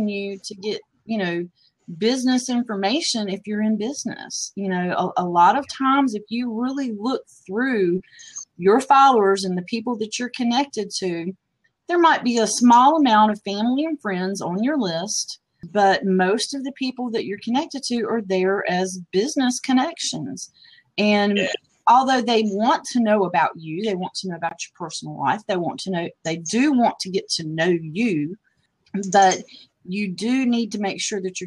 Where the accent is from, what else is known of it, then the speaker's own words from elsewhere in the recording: United States; As an American